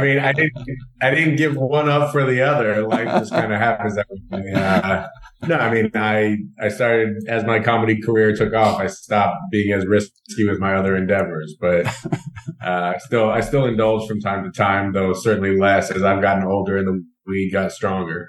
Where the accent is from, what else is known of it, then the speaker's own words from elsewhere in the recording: Denver, Colorado, United States; moved away as an adult; also born or lived in Atlanta, Georgia; I grew up in Denver, Colorado, but I went to Emory University for college.